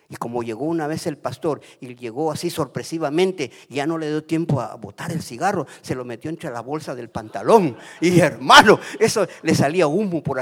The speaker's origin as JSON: {"language": "Spanish", "country": "Guatemala", "moved": "as an adult", "lives_now": "United States", "said": "a mí me dio risa cuando me vine de Guatemala porque uno de mis de mis nietecitos chiquititos me dice"}